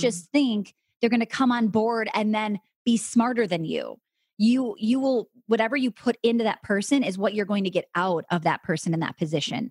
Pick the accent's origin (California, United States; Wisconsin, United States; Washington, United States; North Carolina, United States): Wisconsin, United States; I'm from Wisconsin